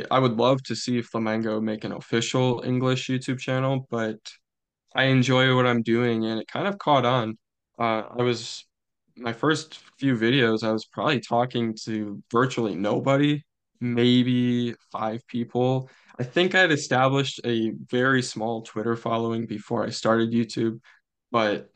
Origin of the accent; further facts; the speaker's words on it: United States; I'm from the United States of America